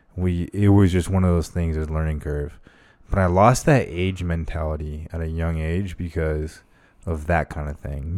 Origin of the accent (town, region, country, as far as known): Arizona, United States; born or raised there; also born or lived in Las Vegas